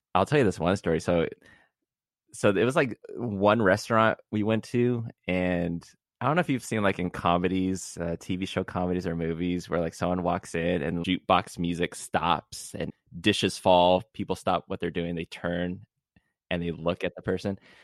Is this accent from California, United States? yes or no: yes; Southern California, United States; being from Southern California, where it's usually mostly seventies on a cold day